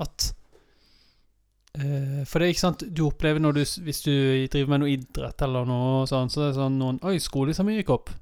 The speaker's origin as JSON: {"language": "Norwegian", "town": "Vennesla", "region": "Agder", "country": "Norway", "tie": "born or raised there", "said": "Jeg kommer bare fra Vennesla"}